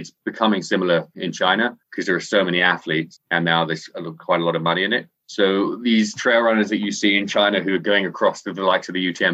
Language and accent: English; Scotland, United Kingdom; now in Hong Kong; I uh, live out here in Hong Kong, but I'm actually from Scotland. Despite my accent, I sound English. I spend most of my life saying, I'm not English.